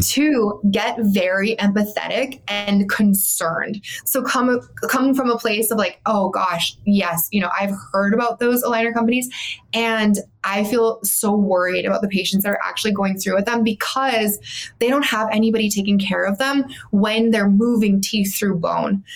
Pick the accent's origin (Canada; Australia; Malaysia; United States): Canada; Calgary, Alberta; moved away as an adult; also born or lived in Bermuda; I was from Calgary. I am from Calgary. Um, and I went to school there